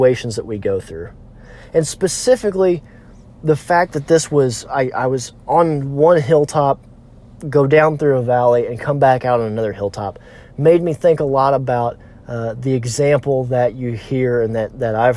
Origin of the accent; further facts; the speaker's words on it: Missouri Ozarks, United States; I'm from the Missouri Ozarks, so we have a lot of hills